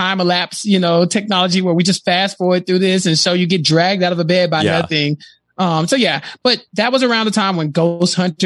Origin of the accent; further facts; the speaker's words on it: Texas, United States; I'm from Texas